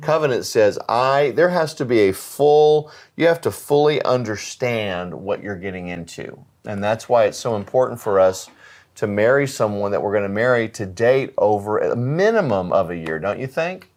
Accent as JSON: {"language": "English", "country": "United States", "said": "as an American"}